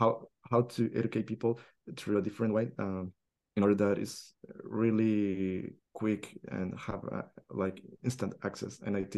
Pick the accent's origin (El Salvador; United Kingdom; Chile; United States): El Salvador; we as Salvadorians or Latin American Spanish speaker